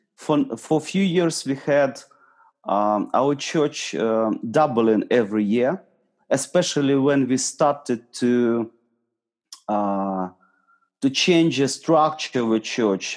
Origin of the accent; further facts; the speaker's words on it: Eastern Ukraine, Ukraine; I'm from Ukraine. Originally, I'm from east of Ukraine.